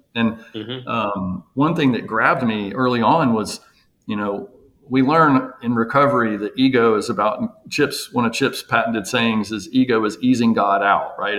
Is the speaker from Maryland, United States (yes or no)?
no; Jackson, Mississippi, United States; moved away as an adult; also born or lived in Florida; now in Nashville, United States; I'm from Jackson, Mississippi, went to school there, Mississippi State, Ole Miss for med school.